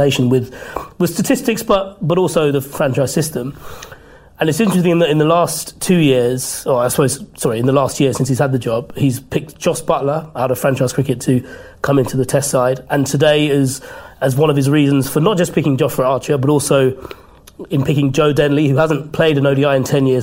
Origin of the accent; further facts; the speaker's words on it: United Kingdom; as a British Asian